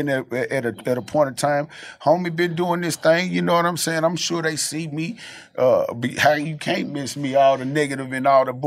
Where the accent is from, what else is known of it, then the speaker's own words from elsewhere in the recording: the South, United States; I'm from the South